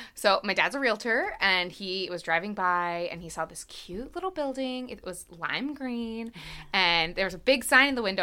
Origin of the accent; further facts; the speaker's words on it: Hershey, Pennsylvania, United States; I grew up in Hershey and have ties to all over the town.